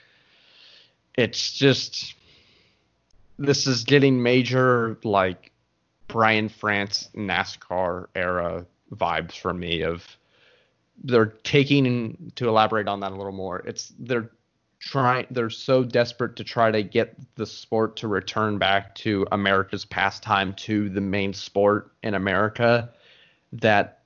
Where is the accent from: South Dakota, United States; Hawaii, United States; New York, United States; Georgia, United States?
Georgia, United States; Atlanta; born or raised there